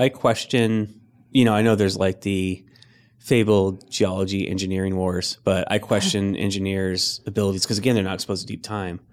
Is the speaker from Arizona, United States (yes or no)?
no; Riverside, California, United States; moved away; we were in uh, uh, in Riverside, so in the Inland Empire